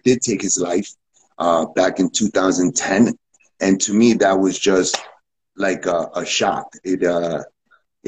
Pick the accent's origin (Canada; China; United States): United States; New York City, New York; moved away as an adult; now in Costa Rica; I was born and raised in New York City